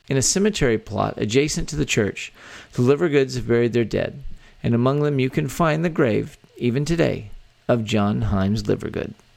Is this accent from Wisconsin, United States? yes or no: no; Texas, United States; born or raised there